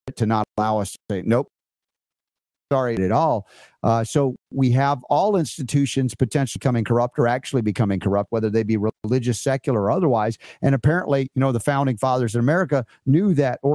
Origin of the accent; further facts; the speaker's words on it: United States; I'm an American